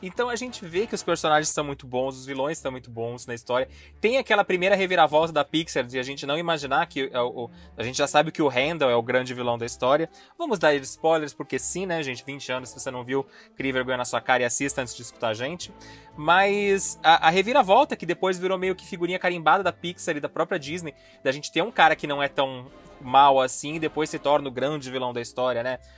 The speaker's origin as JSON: {"language": "Portuguese", "country": "Brazil", "said": "a gente é brasileiro"}